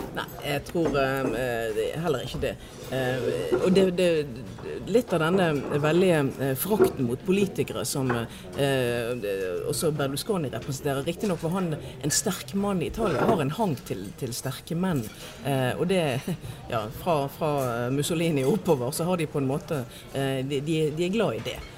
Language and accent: Norwegian; Norway; Vi i Norge oppfatter oss i veldig stor grad som nordmenn.